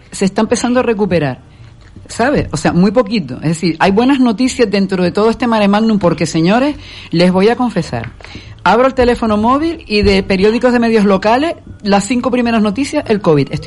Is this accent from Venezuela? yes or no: yes; Venezuela; born there; aunque yo nací en Venezuela, pero bueno, mi madre es española